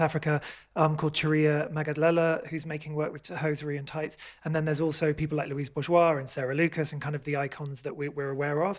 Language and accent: English; United Kingdom; I grew up outside London, like an hour outside London.